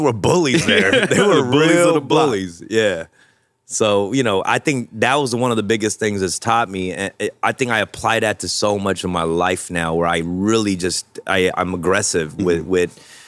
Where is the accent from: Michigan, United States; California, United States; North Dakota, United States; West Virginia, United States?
California, United States; Los Angeles; also born or lived in Buenos Aires, Argentina; I'm LA. I feel I'm super LA more than anything.